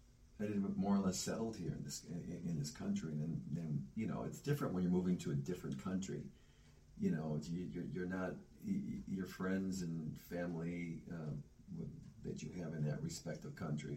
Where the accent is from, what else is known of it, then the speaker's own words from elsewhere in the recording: Cleveland, Ohio, United States; also born or lived in Buenos Aires, Argentina; Well, I'm from Cleveland, Ohio, but not originally. But I came in from Cleveland, Ohio.